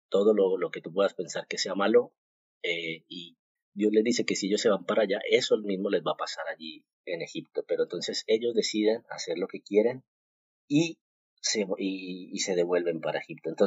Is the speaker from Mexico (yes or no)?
no; Colombia; moved away as an adult; now in Spain; pues porque yo vengo de Colombia